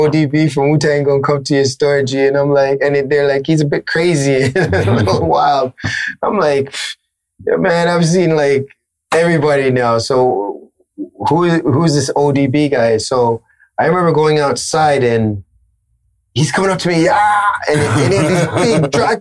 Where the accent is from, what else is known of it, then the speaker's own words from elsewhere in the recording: Toronto, Ontario, Canada; This is Toronto. Like, it was all about representing where I was from.